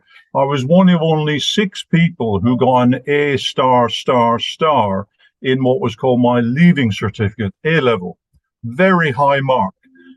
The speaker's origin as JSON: {"language": "English", "country": "Ireland", "tie": "born or raised there", "said": "I was sent back to Ireland, which is my hometown, home county, homeland, and spent 7 years in a boarding school with 600 other boys and 40 priests."}